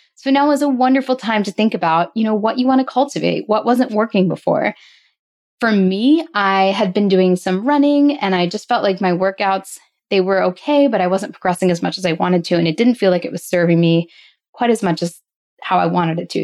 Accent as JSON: {"language": "English", "area": "outside of Philadelphia", "region": "Pennsylvania", "country": "United States", "tie": "born or raised there", "said": "I grew up in outside of Philadelphia"}